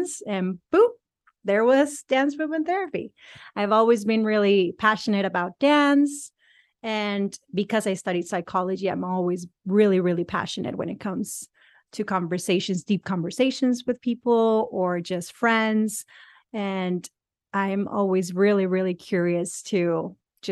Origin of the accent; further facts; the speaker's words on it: Mexico; moved away as an adult; also born or lived in San Diego, United States / Barcelona, Spain; I'm from Mexico. I'm bilingual. So I grew up in Mexico. I moved to the U.S. in 2004, approximately, to San Diego